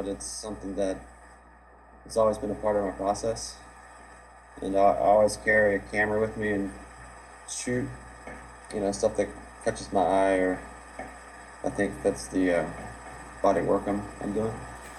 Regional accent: Virginia, United States; In Virginia.

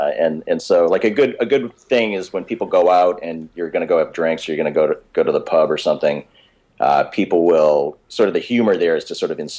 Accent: Swampscott, Massachusetts, United States; moved away; also born or lived in Salem, Massachusetts; Swampscott, Massachusetts is my hometown.

